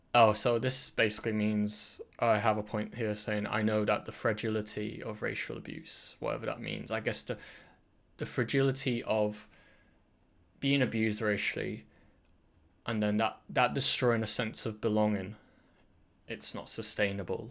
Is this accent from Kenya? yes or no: no; England, United Kingdom; Britain is kind of, like, the dominant, like, culture I grew up